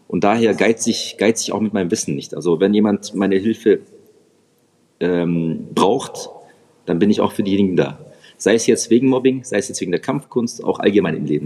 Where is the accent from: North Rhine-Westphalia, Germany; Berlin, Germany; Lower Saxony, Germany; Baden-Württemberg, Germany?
Baden-Württemberg, Germany; Reutlingen; ich komme aus dem Schwabenländle, Reutlingen bei Stuttgart